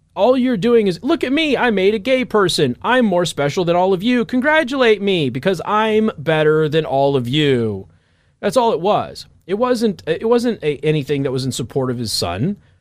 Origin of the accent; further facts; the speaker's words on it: Las Vegas, Nevada, United States; moved away; also born or lived in Midwest; I'm from Vegas